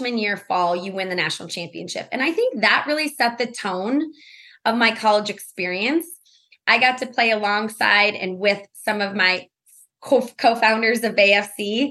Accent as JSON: {"language": "English", "town": "Milwaukee", "region": "Wisconsin", "country": "United States", "tie": "born or raised there", "moved": "yes", "said": "I grew up actually in Milwaukee, Wisconsin."}